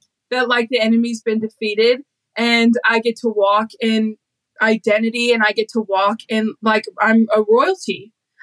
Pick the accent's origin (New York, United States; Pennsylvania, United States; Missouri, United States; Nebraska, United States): Missouri, United States; St. Louis; I grew up in St. Louis.